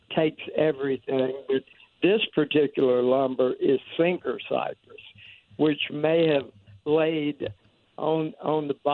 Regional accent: Bogalusa, Louisiana, United States; moved away; I'm originally from Bogalusa.

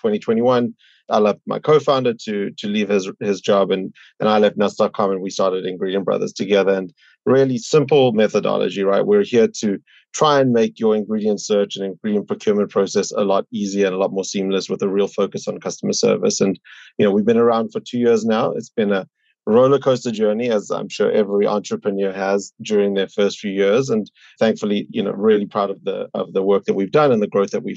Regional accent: South Africa; moved away as an adult; now in New York, United States; I'm originally from South Africa, you know, came here about 10 years ago for grad school

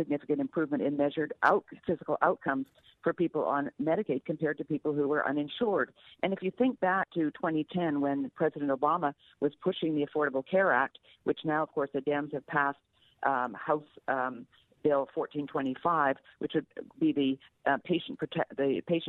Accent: Canada; moved away as an adult; now in United States; I grew up in Canada under single payer, and I came to the U.S.

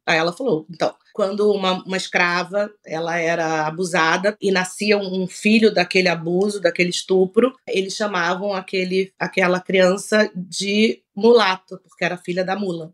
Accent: Rio de Janeiro, Brazil; also born or lived in Salvador, Bahia; Eu me sou uma, uma soteropolitana, me sinto, sou nascida no Rio, mas me sinto baiana

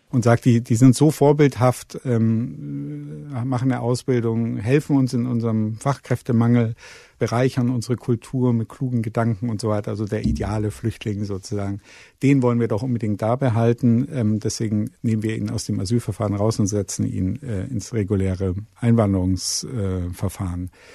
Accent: Munich, Bavaria, Germany; ich komme aus München

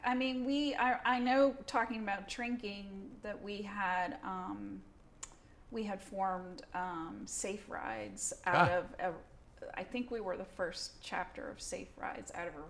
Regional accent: Darien, Connecticut, United States; also born or lived in Oceanside, New York / New York City / England; my hometown, which is Darien, Connecticut, which is where I moved when I was three, was very like a corporate town

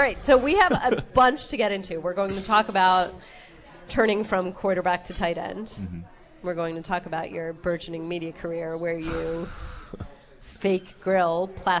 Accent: New Jersey, United States; also born or lived in New York; So I was born in New York, grew up in New Jersey, and I grew up a Giants fan.

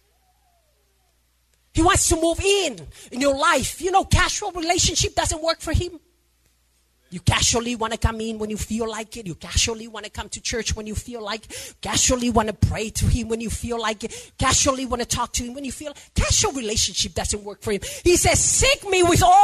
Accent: Samoa; I'm from Samoa.

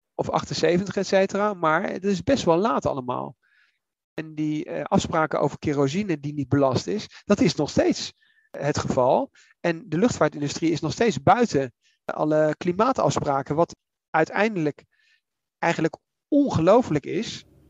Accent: The Hague, South Holland, Netherlands; ik ben in Den Haag opgegroeid

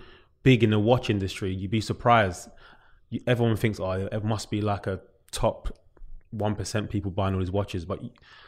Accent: London, United Kingdom; That's where I'm from. I'm from New Cross.

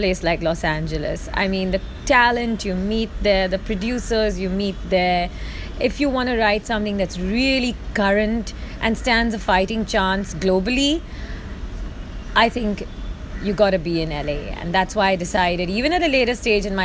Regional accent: India; I am Indian. I am from India.

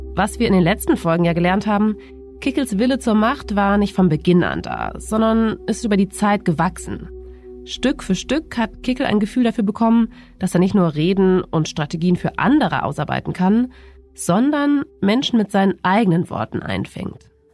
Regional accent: Germany; bei uns in Deutschland

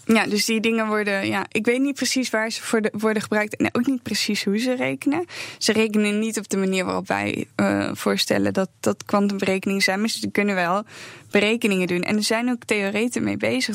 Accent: Netherlands; wij zijn Nederlanders.

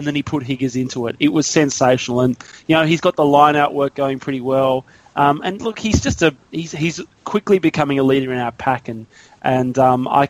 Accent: Australia; as Aussie rugby fans

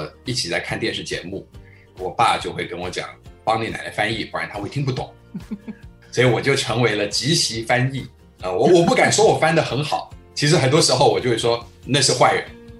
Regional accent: United States; first language Chinese; moved away as an adult; also born or lived in Taiwan / New York; now in Taipei, Taiwan; 我是小时候八岁，我在移民过去到美国了。我就说非常感谢我起码还有前面这八年的时间，先是在台湾生长，

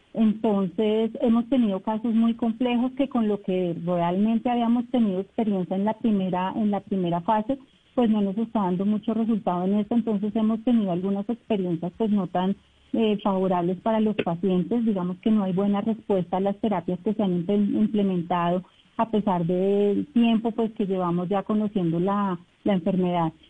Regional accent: Bogotá, Colombia; moved away as an adult; now in Leticia, Colombia; yo soy de Bogotá, yo llegué en agosto

